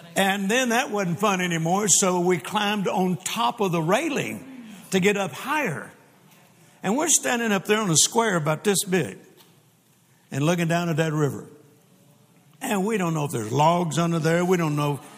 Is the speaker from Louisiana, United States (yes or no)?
yes; Louisiana, United States; also born or lived in Mississippi; now in Texas, United States; I am born in Mississippi and grew up in Louisiana and then got hit to Texas just as fast as I could